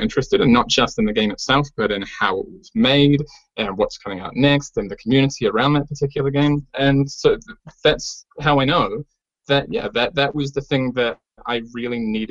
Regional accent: New Zealand; I come from New Zealand

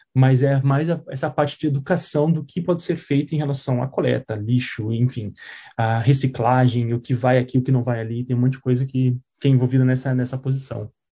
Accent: Curitiba, Paraná, Brazil; moved away as an adult; now in New Zealand; Eu sou de Curitiba

